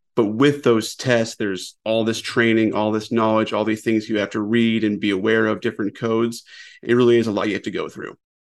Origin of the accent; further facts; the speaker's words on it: Colorado, United States; moved away as an adult; also born or lived in West Coast; now in South Carolina, United States; I was actually born and raised in Colorado